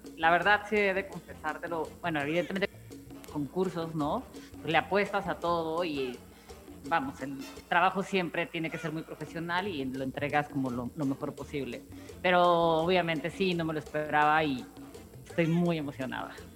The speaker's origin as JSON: {"language": "Spanish", "region": "Oaxaca", "country": "Mexico", "moved": "as an adult", "lives_now": "Mexico City, Mexico", "said": "ya soy más chilanga que oaxaqueña"}